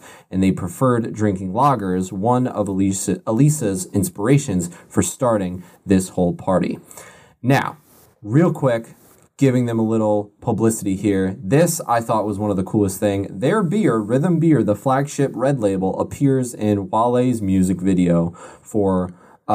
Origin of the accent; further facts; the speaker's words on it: Connecticut, United States; we're from Connecticut.